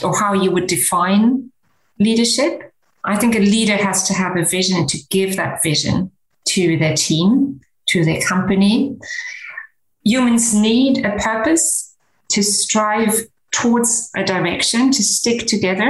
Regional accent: Germany; also born or lived in Canada / United Kingdom / San Francisco, United States / North Carolina, United States; now in Luxembourg; I grew up in Germany, and during my education, I lived in Canada, in the UK, and in the US, both in San Francisco and in North Carolina

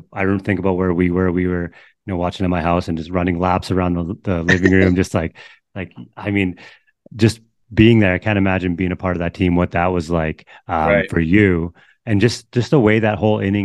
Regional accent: Canada; obviously being Canadian

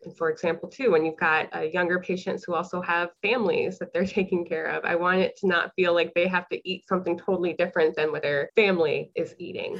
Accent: Harlingen, Texas, United States; moved away as an adult; also born or lived in Ohio / Illinois; I am born and raised in Harlingen, Texas. So I've been a Texas girl

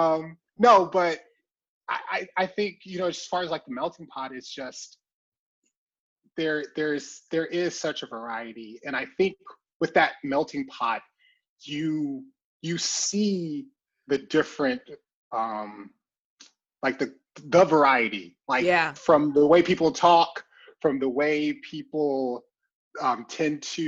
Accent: Alabama, United States; moved away as an adult; also born or lived in California; now in Texas, United States; I was born in California, but I only lived there for like 2 years. Didn't really know that. But so, and then my family, I was raised in Alabama

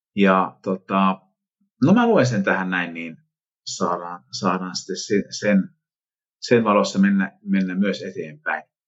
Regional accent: Vimpeli, South Ostrobothnia, Finland; mä tuun Vimpelistä

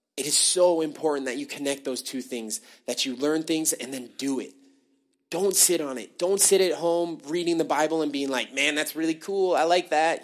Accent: United States; born or raised there; now in Canada

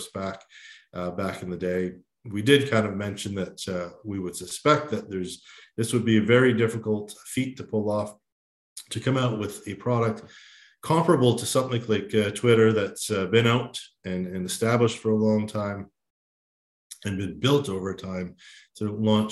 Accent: Canada

